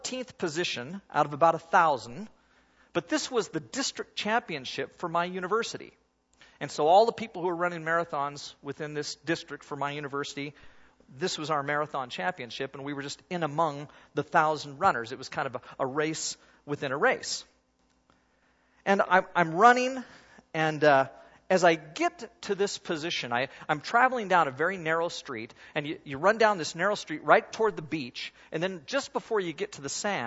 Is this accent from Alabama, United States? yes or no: no; Oregon, United States; I'm from Oregon. And where I come from is where runners come from.